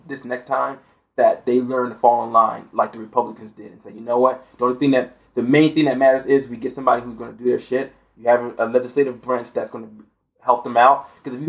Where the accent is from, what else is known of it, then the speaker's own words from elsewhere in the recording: United States; as an American